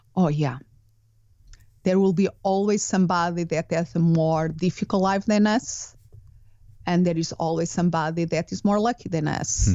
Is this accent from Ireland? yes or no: no; Portugal; English is a second language; moved away as an adult; also born or lived in United Kingdom / Spain; now in Phoenix, United States; Originally, I'm from Portugal